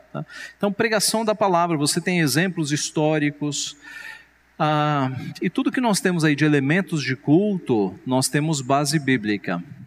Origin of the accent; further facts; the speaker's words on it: São Paulo, Brazil; A minha família veio do Ceará, meus pais vieram do Ceará, eu nasci em São Paulo